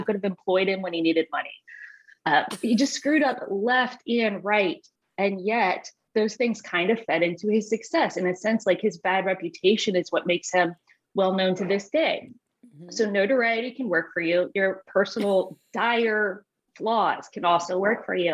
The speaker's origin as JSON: {"language": "English", "town": "Richmond", "region": "Virginia", "country": "United States", "said": "I'm from Richmond, Virginia"}